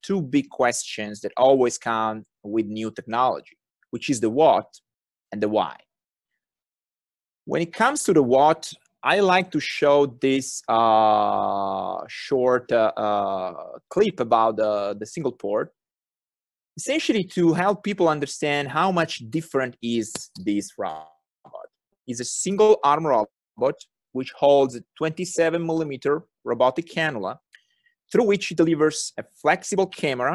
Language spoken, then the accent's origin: English; Turin, Piedmont, Italy; accent: thick Italian; English is a second language; moved away; I was born and raised in Torino, which is a nice city in the northwestern part of the country